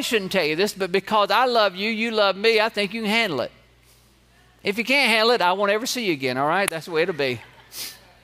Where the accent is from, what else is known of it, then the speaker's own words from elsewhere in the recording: Georgia, United States; I grew up here in Georgia